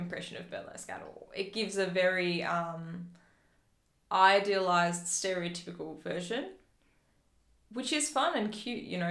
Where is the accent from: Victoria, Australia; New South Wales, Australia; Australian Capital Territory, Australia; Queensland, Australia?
Victoria, Australia; Phillip Island; I grew up on Phillip Island, where the Hemsworths are from